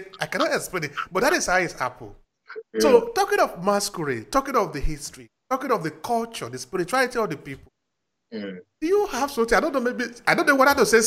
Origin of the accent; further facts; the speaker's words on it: Uromi, Edo, Nigeria; in my village, I come from Uromi.